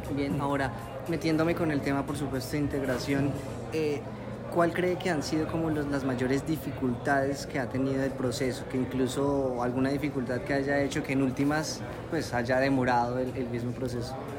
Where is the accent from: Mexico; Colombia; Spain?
Colombia; yo como colombiano